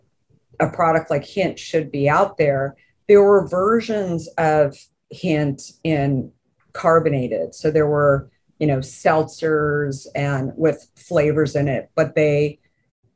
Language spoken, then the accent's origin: English; Arizona, United States; growing up in Arizona